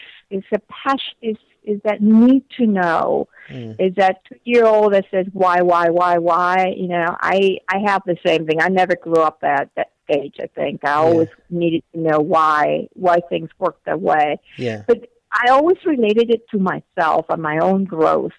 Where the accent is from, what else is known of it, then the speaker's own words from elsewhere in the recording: Venezuela; English is a second language; moved away as an adult; also born or lived in South Africa / North Carolina, United States; now in United States; I came to the States from Venezuela to go to school, and I had started my studies in Venezuela